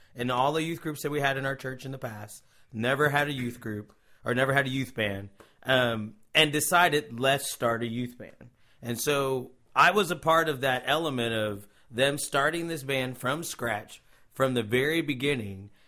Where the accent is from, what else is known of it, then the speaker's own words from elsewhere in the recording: Cincinnati, Ohio, United States; moved away as an adult; now in Tulsa, United States; I am originally from Cincinnati, Ohio, um, the great state of Ohio. Um, moved to Tulsa, Oklahoma, around two thousand